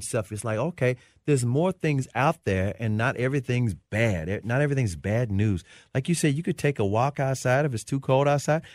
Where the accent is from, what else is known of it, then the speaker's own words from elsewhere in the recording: Memphis, Tennessee, United States; now in Dallas, United States; I grew up in Memphis